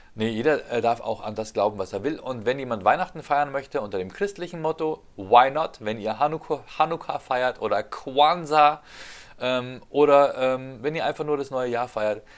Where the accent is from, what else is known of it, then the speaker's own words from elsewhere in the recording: Ingolstadt, Bavaria, Germany; meinen Heimatort Ingolstadt